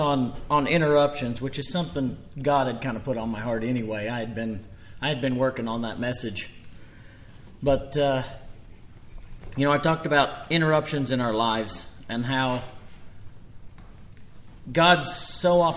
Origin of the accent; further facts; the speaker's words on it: Copan, Oklahoma, United States; I was born and raised in Copan, born in 1978.